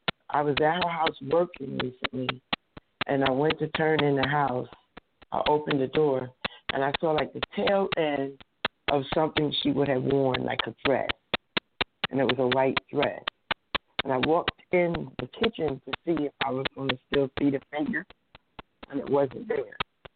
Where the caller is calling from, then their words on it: New Jersey, United States; I'm calling from New Jersey.